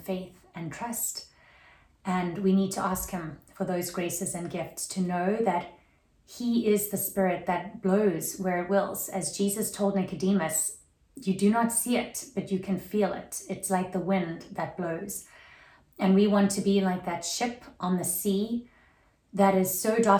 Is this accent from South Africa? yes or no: yes; South Africa; now in Atlanta, United States; growing up in South Africa, that was very Protestant